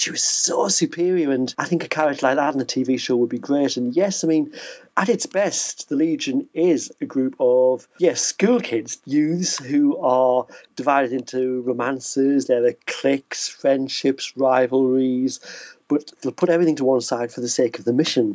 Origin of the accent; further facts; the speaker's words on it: United Kingdom; being a British kid